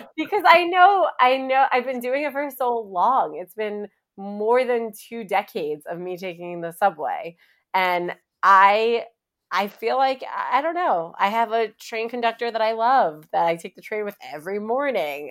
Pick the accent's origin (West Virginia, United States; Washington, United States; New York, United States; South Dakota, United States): New York, United States; New York City; also born or lived in Long Island; I am from Queens, New York, uh, Glendale, to be specific